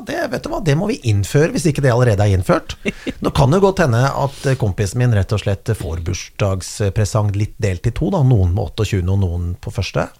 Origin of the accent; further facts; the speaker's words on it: Kongsberg, Buskerud, Norway; jeg feiret jo veldig mye nyttår med vennene mine i tenårene og oppveksten på Kongsberg